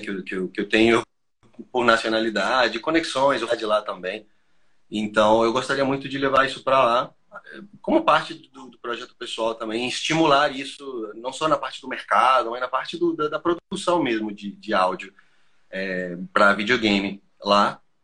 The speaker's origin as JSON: {"language": "Portuguese", "country": "Colombia", "second_language": "Portuguese", "moved": "yes", "said": "Eu sou colombiano, não sou brasileiro"}